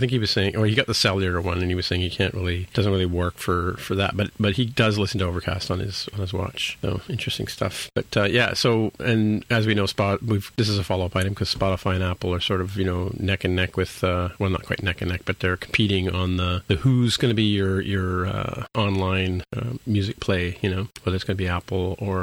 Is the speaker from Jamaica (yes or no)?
no; Canada; also born or lived in Toronto; I'm a Canadian